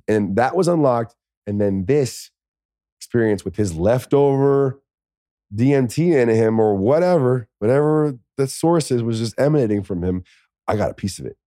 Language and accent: English; United States; I'm that American guy